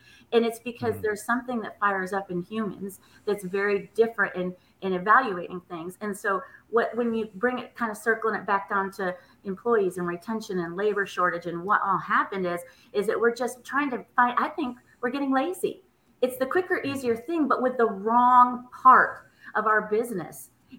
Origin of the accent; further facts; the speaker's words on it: Nashville, Tennessee, United States; I'm from Nashville, Tennessee, and we had to go to Seattle, Washington's Children's Hospital.